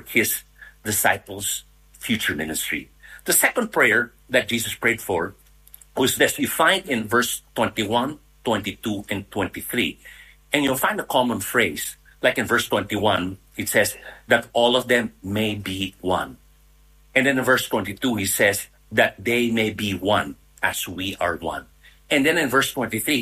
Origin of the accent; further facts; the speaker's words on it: Philippines; I'm Filipino that live here in Manila.